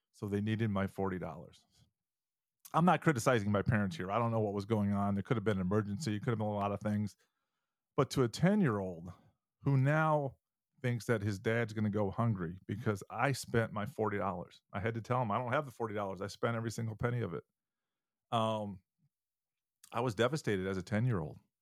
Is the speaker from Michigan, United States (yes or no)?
yes; Michigan, United States; moved away; When I was, um, ten years old, uh, living in Michigan, I'm originally from Michigan